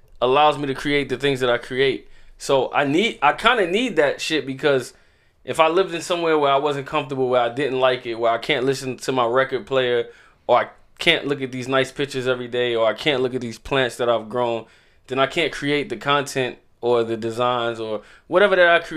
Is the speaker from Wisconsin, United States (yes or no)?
no; New York, United States; now in Augusta, United States; I'm from New York